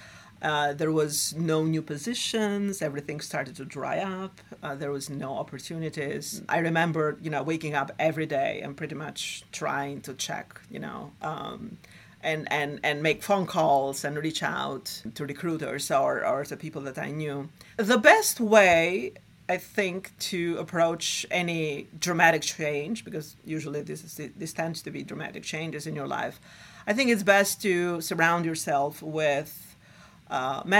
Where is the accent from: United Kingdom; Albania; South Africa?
Albania; moved away as an adult; now in New York City, United States; I was born and raised in Albania during the Cold War